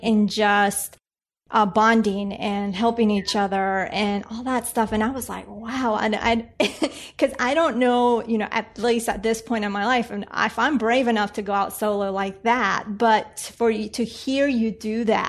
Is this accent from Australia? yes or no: no; Colombia; now in United States; being that I'm from Colombia